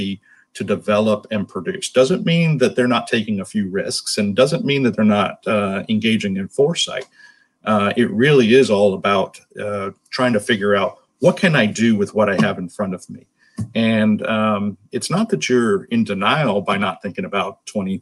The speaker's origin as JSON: {"language": "English", "town": "Miami", "region": "Florida", "country": "United States", "tie": "born or raised there", "moved": "as an adult", "lives_now": "North Florida, United States", "said": "I grew up in Miami and now live in North Florida"}